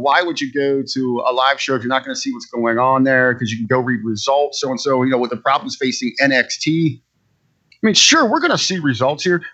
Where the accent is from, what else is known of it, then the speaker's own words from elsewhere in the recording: Cincinnati, Ohio, United States; now in Northern Ohio, United States; I'm born and raised in Cincinnati